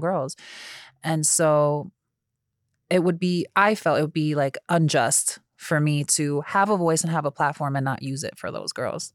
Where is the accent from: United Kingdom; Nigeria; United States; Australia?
United States; also born or lived in New Jersey; I'm from New York and New Jersey where everybody does their job